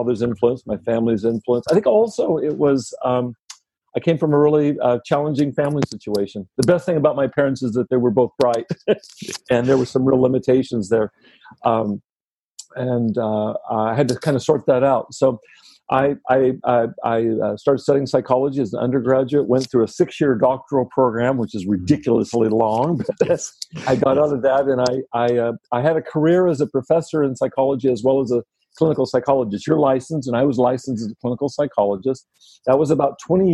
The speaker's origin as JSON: {"language": "English", "region": "Texas", "country": "United States", "tie": "born or raised there", "said": "I grew up in Texas"}